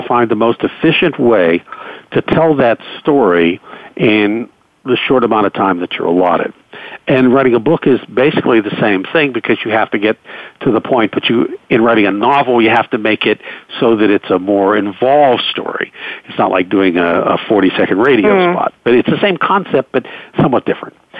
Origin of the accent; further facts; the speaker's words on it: Pittsburgh, Pennsylvania, United States; the Pittsburgh Pirates, my hometown team